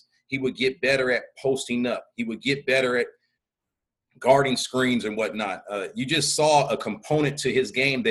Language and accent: English; Portland, Oregon, United States; I'm from Portland.